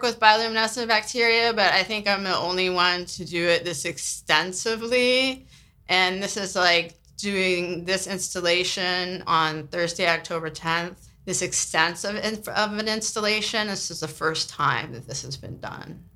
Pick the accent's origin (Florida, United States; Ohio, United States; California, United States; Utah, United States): California, United States; San Francisco; now in New Orleans, United States; I grew up in San Francisco